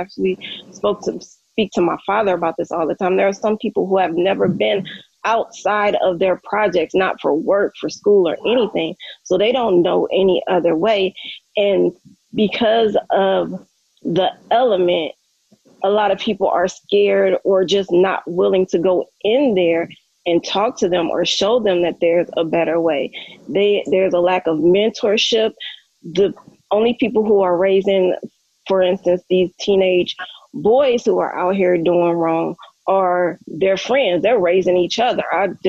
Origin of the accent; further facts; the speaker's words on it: Cleveland, Ohio, United States; also born or lived in St. Louis; now in Las Vegas, United States; No, I live in Las Vegas. I was born in St. Louis. I was raised in Cleveland, Ohio.